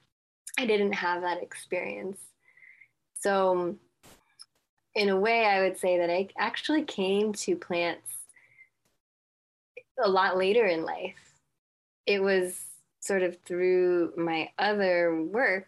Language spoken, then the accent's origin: English; Los Angeles, California, United States; I was born and raised in Los Angeles